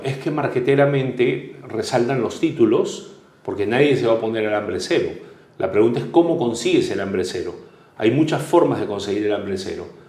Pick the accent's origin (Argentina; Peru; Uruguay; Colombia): Peru; nos podían robar la esperanza como peruanos